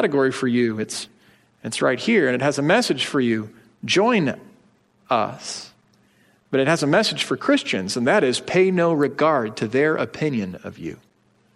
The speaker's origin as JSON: {"language": "English", "country": "United States", "said": "as energetic American citizens"}